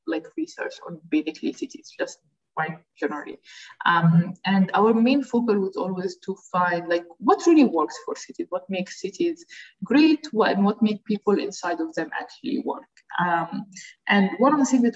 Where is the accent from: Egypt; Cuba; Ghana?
Egypt; Alexandria, Alexandria Governorate; I'm originally from Alexandria, Egypt